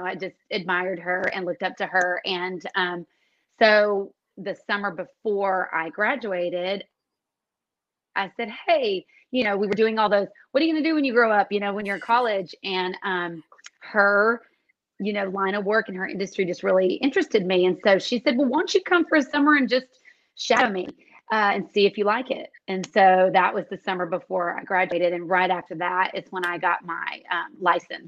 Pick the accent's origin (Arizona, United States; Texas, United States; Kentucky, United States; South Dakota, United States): Texas, United States; Dallas; moved away as an adult; also born or lived in Denton, Texas; now in Austin, United States; I grew up in Dallas